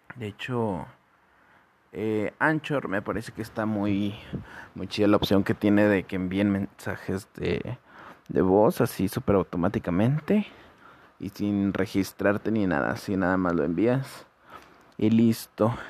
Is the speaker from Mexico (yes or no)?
yes; San Luis Potosí, Mexico; soy de México, San Luis Potosí